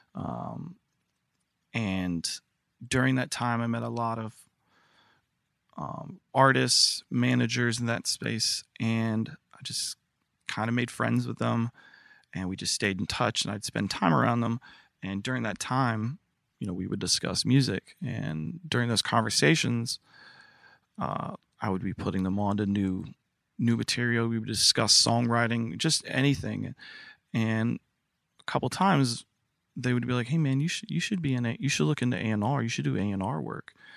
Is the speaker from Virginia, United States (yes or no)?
yes; Newport News, Virginia, United States; moved away; Newport News, Virginia